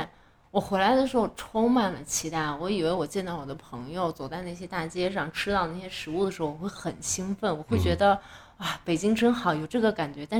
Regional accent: Beijing, China; now in New Zealand; 但是因为我也是一，我是一八年从北京出来的，

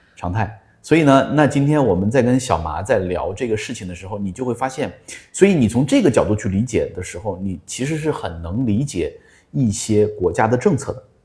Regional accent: Hunan, China; 我说湖南人

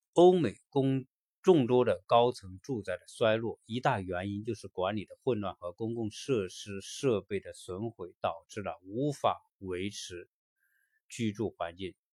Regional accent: China; 我们中国人

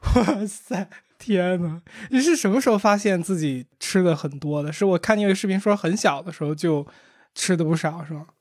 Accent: Beijing, China; 我小时候在海淀

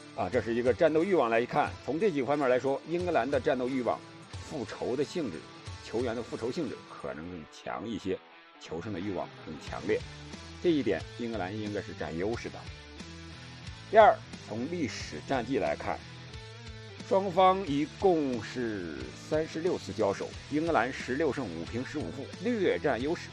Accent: China; 我们中国人

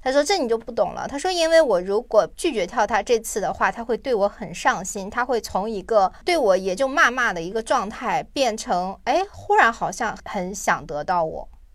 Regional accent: China; moved away as an adult; also born or lived in South Korea; 对于我们中国人来讲

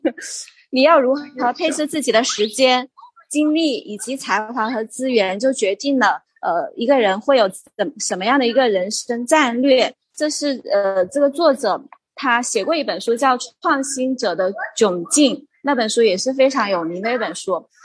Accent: Hunan, China; now in Guilin, China; 我是，现在是生活在桂林，大陆的桂林，然后我是湖南人

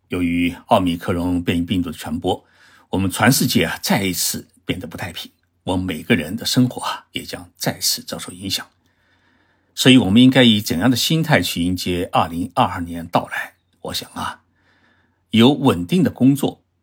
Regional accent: China; now in Japan; 包括我们中国人的孩子，

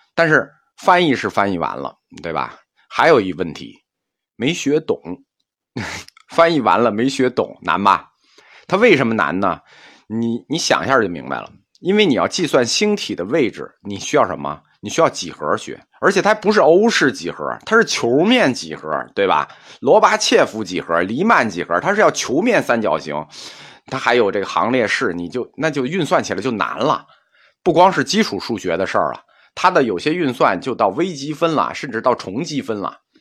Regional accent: China; 我们中国人

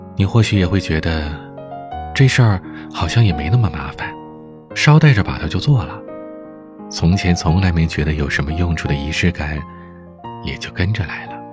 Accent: Heilongjiang, China; 我是北方人，准确地说，是东北黑龙江人。 我生于北方，长于北方

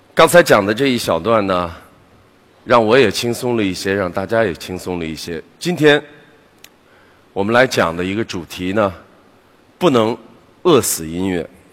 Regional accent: Beijing, China; 我是个北京人，当时当我决定我开始想独立的时候，我是不能再回去的。那么我开始在十几年的时间里面，我记得我在北京住过了十几个地方

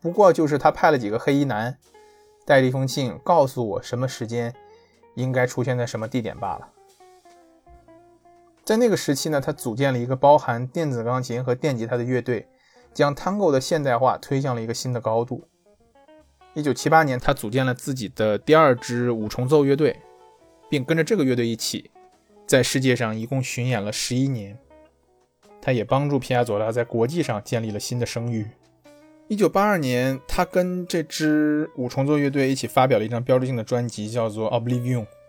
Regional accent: China; 由于 Tango 和爵士乐都不是咱们中国人的文化呀

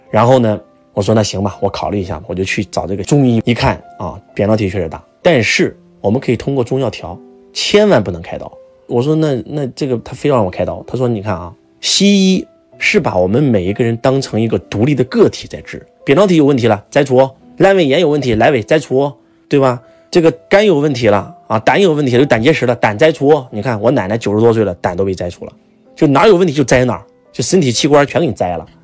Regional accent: Henan, China; accent: Henan dialect; 我们河南话把它叫马吉利尔

